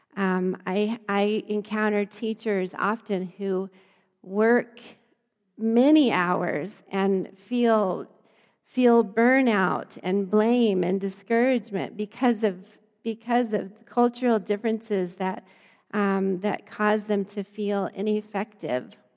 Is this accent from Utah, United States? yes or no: no; Lamar, Colorado, United States; I grew up in Lamar, Colorado. My little small hometown was not very ethnically diverse at all